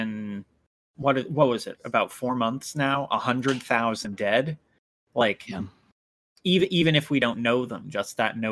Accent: United States; as an American

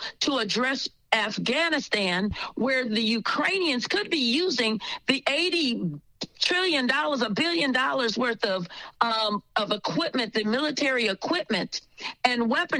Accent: Michigan, United States; I was born in Michigan because my family fled the Democrat Ku Klux Klan South.

